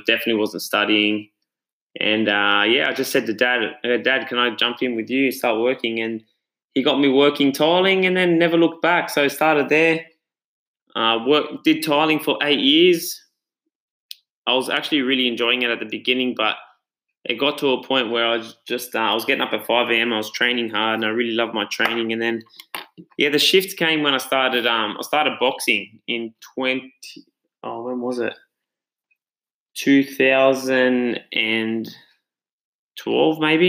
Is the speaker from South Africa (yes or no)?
no; Australia; I'm Italian background. I was born in Australia